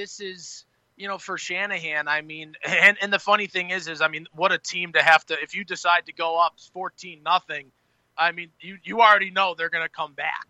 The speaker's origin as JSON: {"language": "English", "area": "the New York", "region": "New England area", "country": "United States", "tie": "born or raised there", "said": "I grew up in New England, the New York, New England area"}